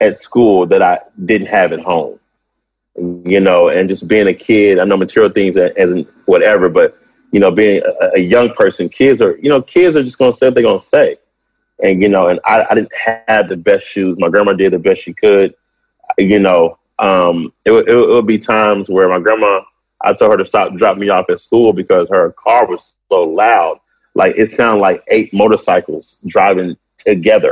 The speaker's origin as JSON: {"language": "English", "town": "Kansas City", "region": "Missouri", "country": "United States", "tie": "born or raised there", "also_born_or_lived": "Blytheville, Arkansas", "moved": "yes", "said": "I'm from Kansas City, which I grew up there"}